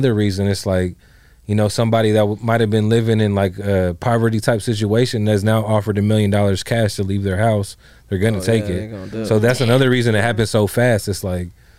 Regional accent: Fremont, California, United States; now in Los Angeles, United States; Fremont, Union City.

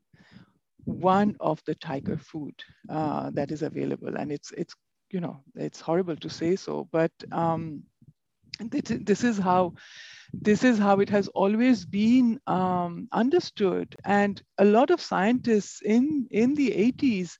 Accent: Kolkata, West Bengal, India; also born or lived in Shalkia, Howrah; So I grew up in Kolkata, which is about 100 kilometers away from the Sundarban forest.

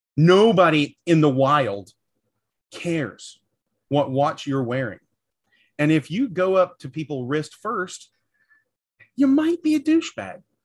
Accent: the South, United States; I'm from the South

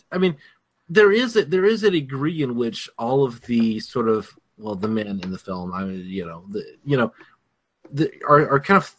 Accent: Alabama, United States; I'm from Alabama

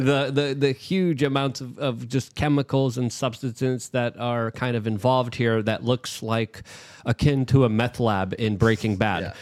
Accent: New York City, New York, United States; now in Miami, United States; I'm a refugee from New York City.

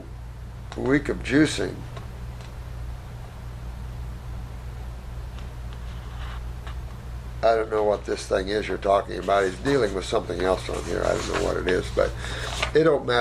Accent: United States; also born or lived in Australia; I'm American and my English sucks. And I lived 8 years in Australia

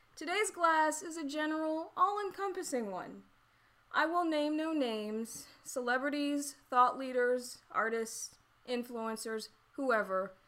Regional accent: the South, United States; I'm from the South

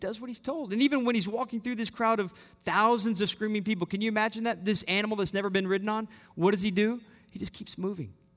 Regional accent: Austin, Texas, United States; we're from Austin, Texas.

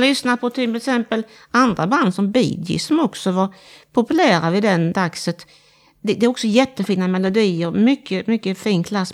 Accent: Halmstad, Halland County, Sweden; now in Växjö, Sweden; jag är från Stening i Halmstad. Eller utanför Halmstad

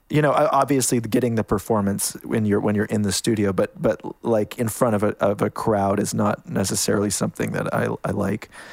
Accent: Canada; moved away as an adult; now in United States; I, I'm Canadian. I kind of, um, snuck down to the States

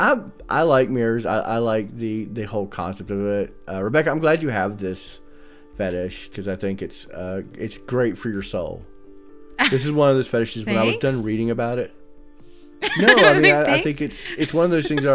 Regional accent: North Carolina, United States; I'm an idiot from North Carolina.

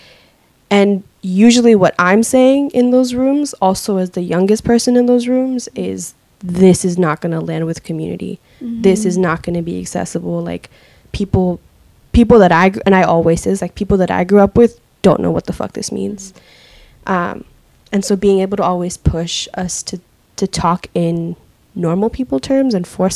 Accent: Seattle, Washington, United States; I grew up in the Central District when it was a black and brown neighborhood

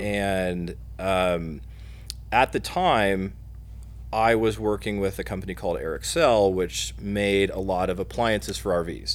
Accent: Muncie, Indiana, United States; also born or lived in South Bend, Indiana; I'm a Hoosier. I'm from Muncie

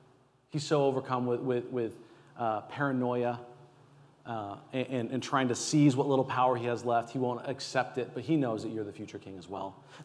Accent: California, United States; But if you know, being a Californian, how much we need it, it allows you to see it differently, right?

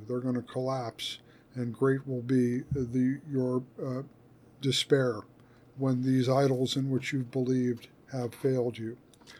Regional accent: United States; as an American in the 21st century

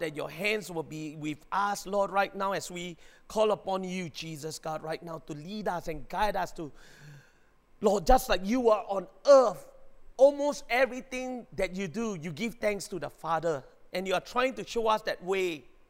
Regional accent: Singapore; I'm a Singaporean

